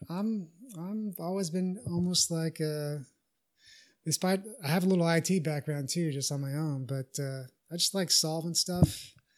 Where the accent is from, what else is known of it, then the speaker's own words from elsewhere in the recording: Texas, United States; I'm from Texas